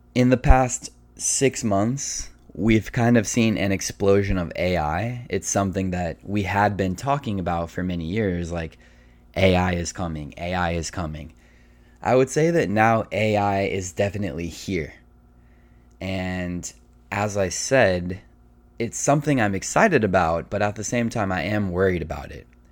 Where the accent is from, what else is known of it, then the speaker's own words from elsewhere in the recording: United States; being an American